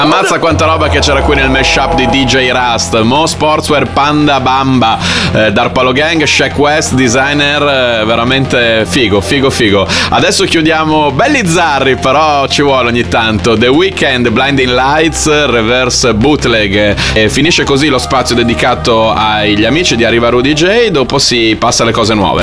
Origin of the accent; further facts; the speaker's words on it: Bologna, Emilia-Romagna, Italy; io sono di Bologna